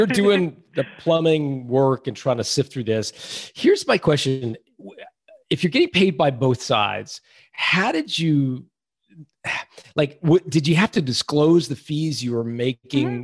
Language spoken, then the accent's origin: English; Canada; as a Canadian